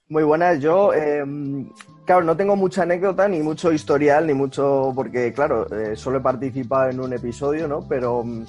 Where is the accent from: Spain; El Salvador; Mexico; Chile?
Spain; Madrid, Community of Madrid; moved away as an adult; now in Málaga, Spain; soy de Madrid, pero me he mudado a Málaga